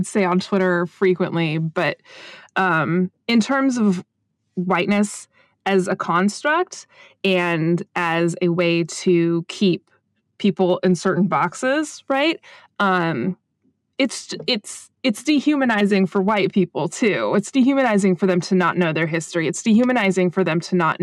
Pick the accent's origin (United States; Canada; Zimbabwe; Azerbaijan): United States; speaking as an American